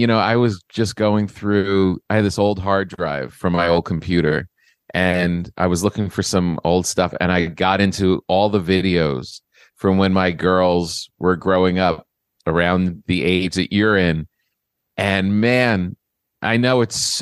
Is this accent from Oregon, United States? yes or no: no; New Jersey, United States; I grew up in New Jersey